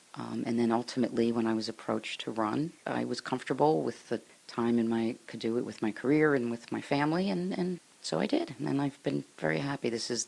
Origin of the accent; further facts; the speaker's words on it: Newark, New Jersey, United States; I grew up in Newark, New Jersey, Essex County, and I was born into a family of public service, teachers, police, fire, nonprofit agencies